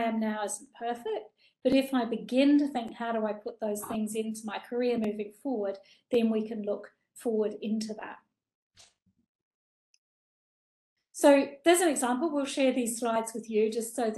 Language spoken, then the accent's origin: English; New Zealand; I grew up in New Zealand